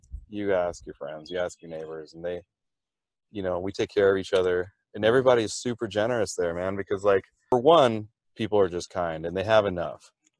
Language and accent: English; Seattle, Washington, United States; moved away; also born or lived in Thailand; because I grew up in Seattle